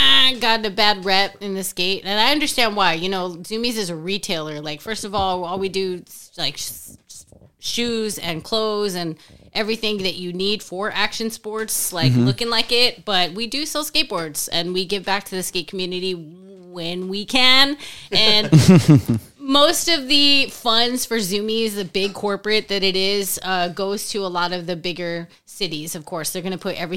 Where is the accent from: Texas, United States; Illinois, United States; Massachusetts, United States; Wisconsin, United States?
Texas, United States; San Juan; we grew up in the San Juan one.